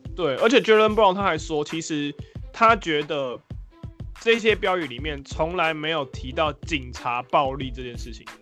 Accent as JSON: {"language": "Chinese", "country": "Taiwan", "said": "我们台湾人用的是 TikTok"}